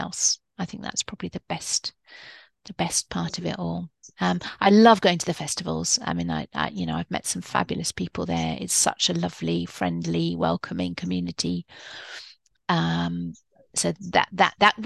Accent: Edinburgh, Scotland, United Kingdom; I grew up in Edinburgh

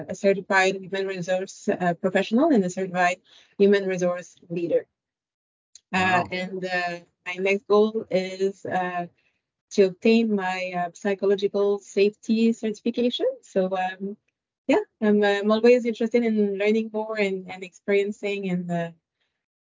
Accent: France; moved away as an adult; now in Ottawa, Canada; I was born and raised in France. I immigrated to Canada back in 2012

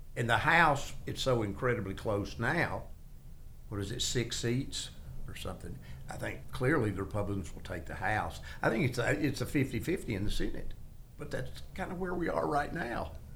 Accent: Middle Tennessee, United States; I grew up in Middle Tennessee

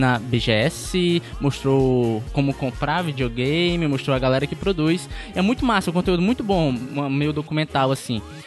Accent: Pacatuba, Ceará, Brazil; eu tenho 22 anos, eu passei praticamente 22 anos da minha vida na Pacatuba

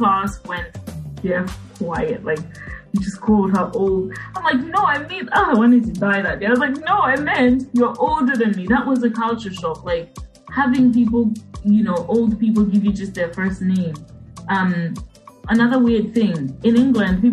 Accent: Copperbelt Province, Zambia; moved away; also born or lived in United Kingdom; I'm from Zambia, you know, from the Copper Belt. And we speak a language called Bemba

